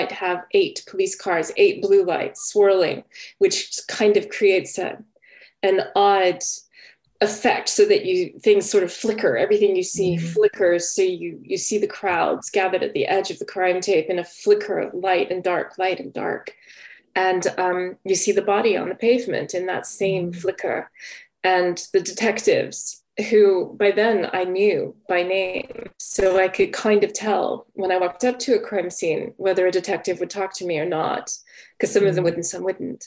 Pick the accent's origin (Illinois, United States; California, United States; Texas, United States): Texas, United States; moved away as an adult; also born or lived in Georgia; now in London, United Kingdom; I grew up in Texas.